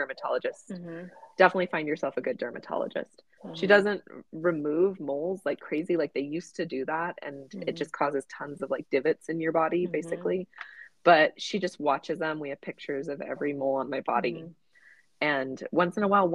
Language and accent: English; Southern California, United States; I grew up in Southern California, going to the beach